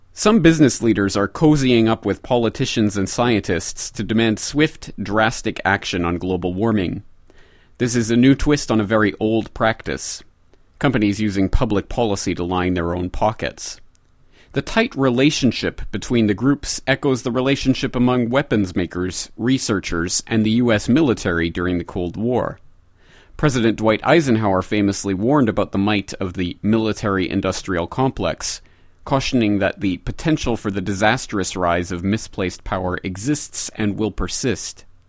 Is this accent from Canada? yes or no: yes; Canada; speaking as a Canadian